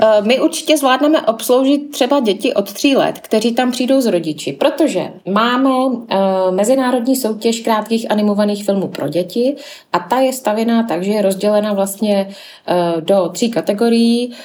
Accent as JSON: {"language": "Czech", "town": "Zlín", "region": "Zlín Region", "country": "Czechia", "said": "kteří tady pracujeme, tak většinou pocházíme a jsme ze Zlína"}